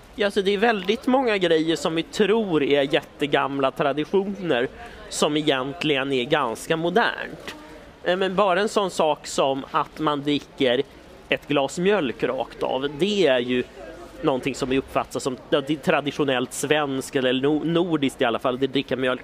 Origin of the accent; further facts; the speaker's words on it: Stockholm, Stockholm County, Sweden; vi i Stockholm